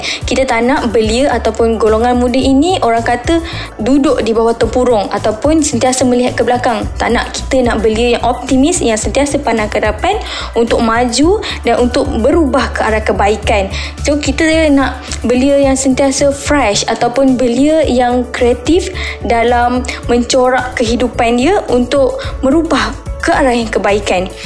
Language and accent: Malay; Pontian, Johor, Malaysia; saya berasal dari Pontian Johor.